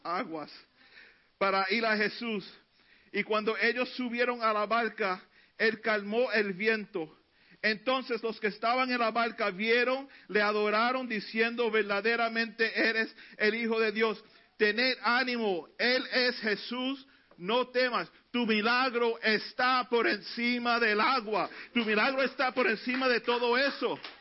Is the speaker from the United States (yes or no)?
yes; New York City, New York, United States; Cuando niño vivíamos en Elder Avenue, en el Bronx